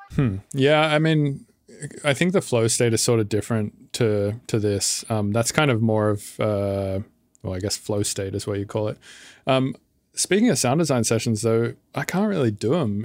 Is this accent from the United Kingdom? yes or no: no; Sydney, New South Wales, Australia; moved away as an adult; now in United States; I'm from Australia, but I've been living in the States now for about six years